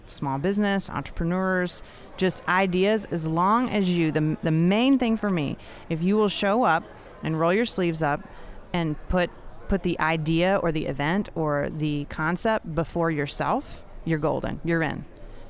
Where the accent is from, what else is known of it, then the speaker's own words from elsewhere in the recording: Nashville, Tennessee, United States; I'm from Nashville